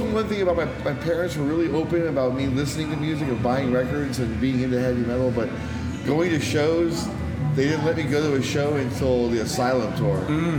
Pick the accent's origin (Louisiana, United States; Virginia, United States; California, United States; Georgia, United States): California, United States; Daly City; also born or lived in San Francisco; I'm born in San Francisco. I grew up in Daly City.